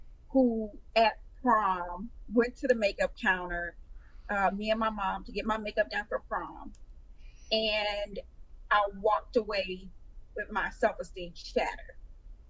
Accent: Houston, Texas, United States; a makeup boutique in Houston, my hometown.

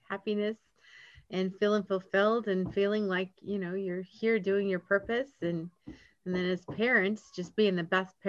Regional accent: Michigan, United States; now in Georgia, United States; I've been in Georgia for many years now. I'm from Michigan, but been here for many years.

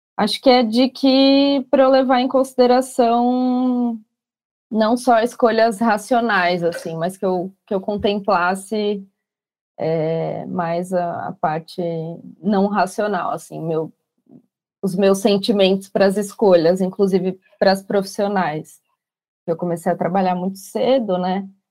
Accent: São Paulo, Brazil; eu sou daqui de São Paulo

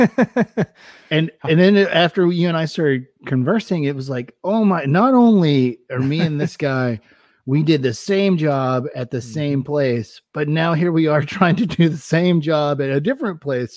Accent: East Tennessee, United States; moved away as an adult; being from a small town in East Tennessee

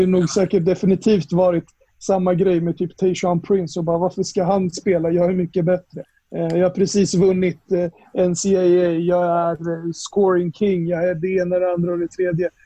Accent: Upplands Väsby, Stockholm County, Sweden; jag är uppvuxen här i Upplands Väsby

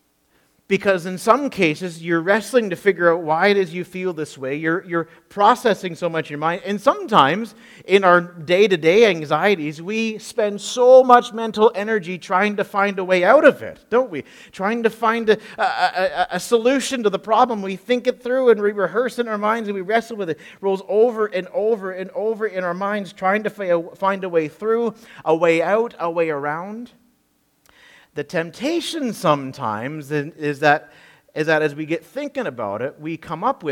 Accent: Peterborough, Ontario, Canada; my hometown in Peterborough, Ontario

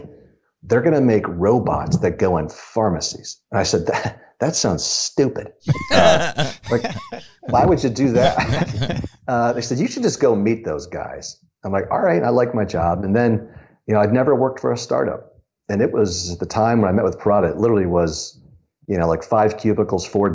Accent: Ohio, United States; moved away as an adult; also born or lived in Chicago; I grew up in Ohio

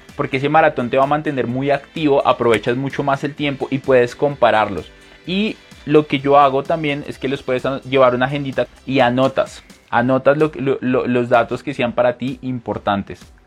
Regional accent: Colombia; also born or lived in Bogotá; mi país, esta página está en Colombia

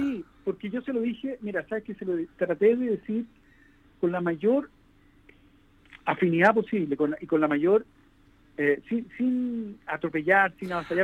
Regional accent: Chile; en mi país

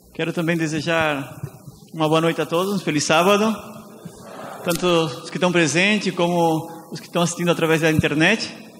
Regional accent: Tubarão, Santa Catarina, Brazil; moved away as an adult; also born or lived in Laguna; now in Argentina; Eu sou brasileiro, do estado de Santa Catarina, da cidade de Tubarão

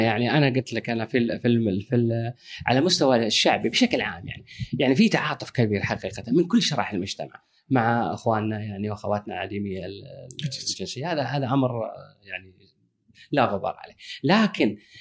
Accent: Kuwait; انا ككويتي

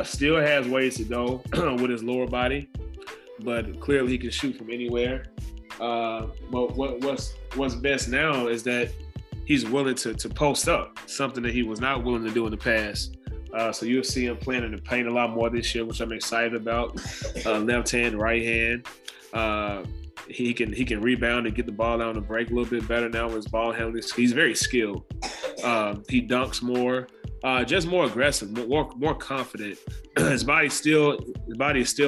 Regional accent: Memphis, Tennessee, United States; moved away; I'm from Memphis

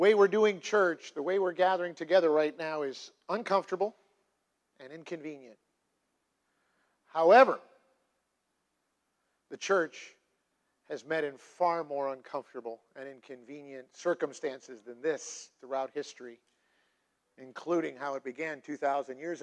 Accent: United States; I am in the United States of America and that I am American

